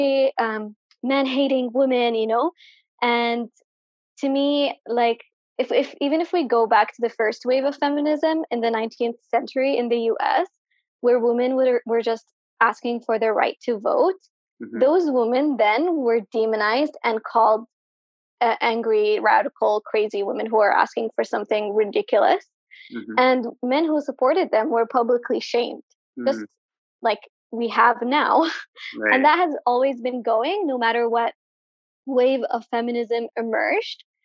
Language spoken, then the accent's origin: English; Sana'a, Amanat Al Asimah, Yemen; also born or lived in Ib, Yemen; I am from Ib in Yemen, but I was raised and lived most of my life in Sana'a.